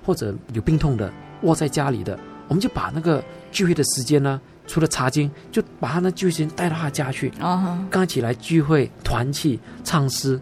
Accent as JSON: {"language": "Chinese", "country": "Singapore", "tie": "born or raised there", "also_born_or_lived": "Sabah, Malaysia", "said": "在我一岁啊，我就从沙巴，啊，移民到新加坡"}